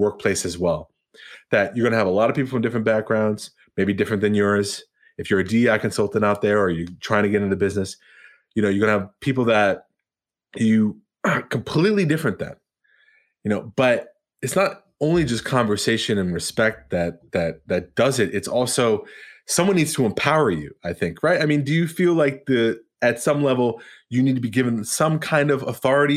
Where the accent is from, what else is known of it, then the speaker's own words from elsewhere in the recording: Long Island, New York, United States; also born or lived in Queens, New York; I grew up, even though I'm from Queens originally, my family moved to Long Island